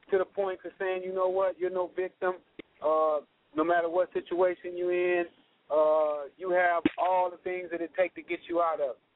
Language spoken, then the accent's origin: English; Los Angeles, California, United States; I grew up in South Central Los Angeles.